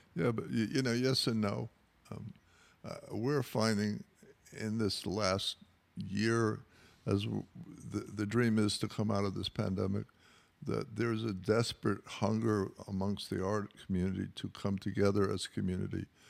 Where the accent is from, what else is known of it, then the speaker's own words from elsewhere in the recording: New York City, New York, United States; moved away as an adult; now in Los Angeles, United States; I grew up in New York, uh, in the Rockaways near the beach